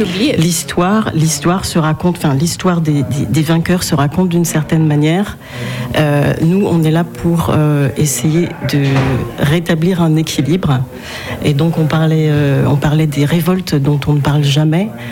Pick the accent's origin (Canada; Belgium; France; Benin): Benin; je viens du Bénin, donc d'Afrique de l'Ouest